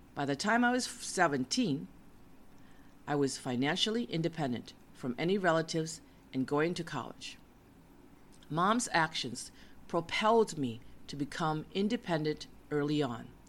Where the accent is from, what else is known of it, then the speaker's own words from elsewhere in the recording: United States; moved away; also born or lived in West Coast; I was an American since I was born in the USA.